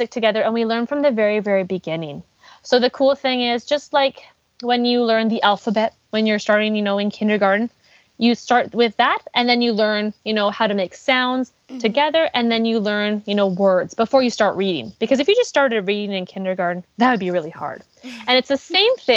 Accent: Abbotsford, British Columbia, Canada; I was born and raised in Abbotsford

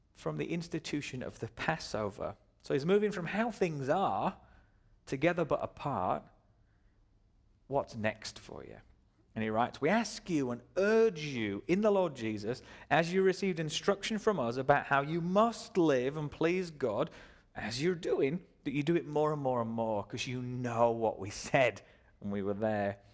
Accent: Dubai, United Arab Emirates; I was born in Dubai.

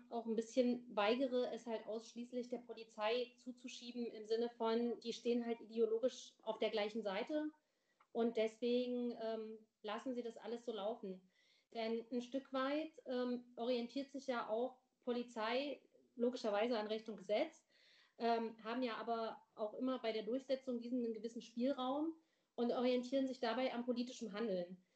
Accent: Weimar, Thuringia, Germany; ich bin in Weimar aufgewachsen, das ist jetzt nicht unbedingt ein Dorf, ne?

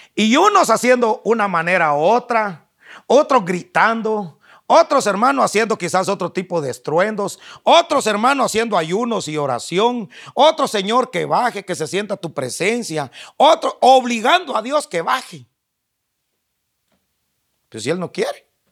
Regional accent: Guatemala; accent: chapín; yo como soy chapín, Hablo como chapín

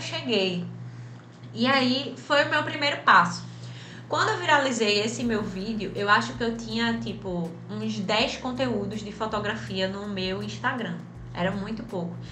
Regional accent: Recife, Pernambuco, Brazil; de Recife para o mundo

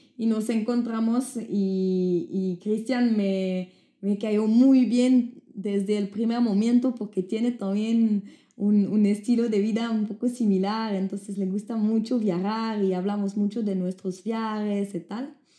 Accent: Switzerland; accent: French; first language French; Spanish is a second language; moved away; also born or lived in Brazil; yo soy de Suiza

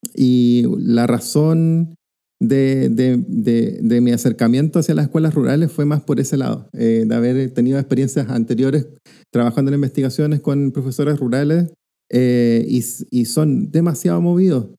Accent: Rancagua, O'Higgins, Chile; soy de Rancagua

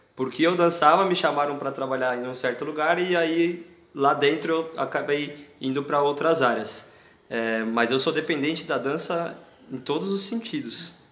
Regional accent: São Paulo, Brazil; now in Jundiaí, Brazil; Sou de São Paulo, mas estou morando em Jundiaí

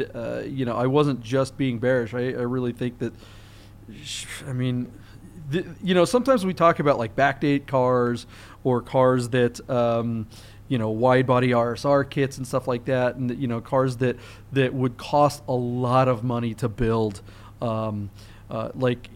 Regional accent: Monroe, Washington, United States; now in Las Vegas, United States; my hometown. Up in Monroe, Washington, Snohomish out there

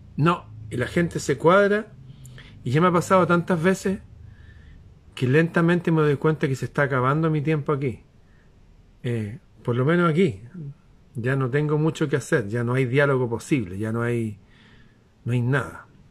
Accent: Santiago, Santiago Metropolitan Region, Chile; acá en Santiago

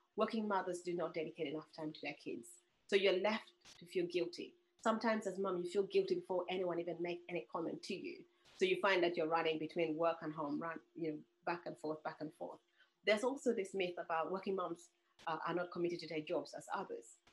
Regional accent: Uganda; moved away; I'm originally from Uganda

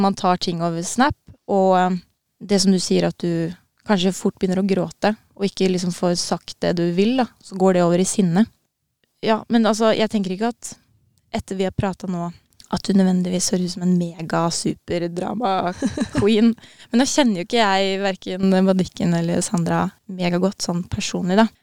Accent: Norway; Vi er jo nordmenn nå

